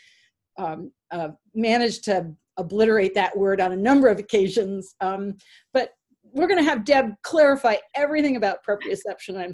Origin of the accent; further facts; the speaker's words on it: Stamford, Connecticut, United States; moved away; also born or lived in Kentucky; I'm from Stamford, Connecticut.